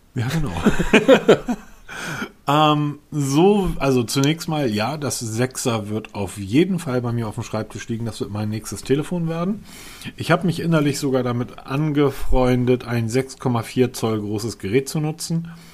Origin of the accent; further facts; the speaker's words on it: Hamburg, Germany; ich bin ja Norddeutscher, Hamburger